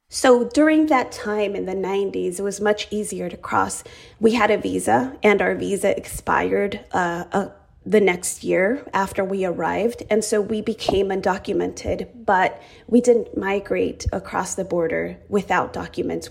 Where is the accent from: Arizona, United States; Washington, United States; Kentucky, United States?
Arizona, United States; also born or lived in Chihuahua, Mexico; now in California, United States; I arrived to the United States with my family when I was just three years old. I had my third birthday in Arizona